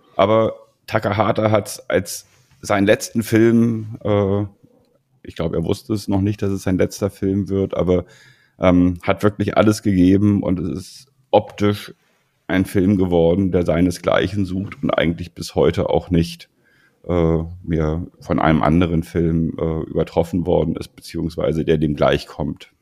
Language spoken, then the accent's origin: German; Germany; bei uns in Deutschland